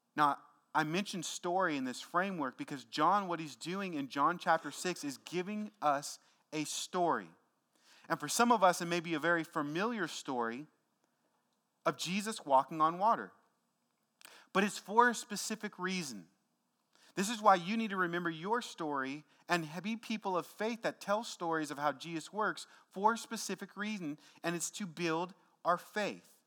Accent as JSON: {"language": "English", "town": "Tacoma", "region": "Washington", "country": "United States", "tie": "born or raised there", "said": "my neighborhood growing up in Tacoma, Washington"}